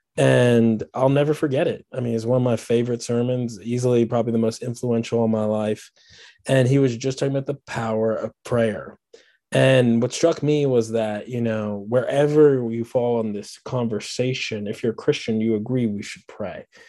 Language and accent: English; Washington, District of Columbia, United States; moved away as an adult; now in Birmingham, United States; I'm not from Birmingham. I'm from Washington, D C originally. Uh, that, that was home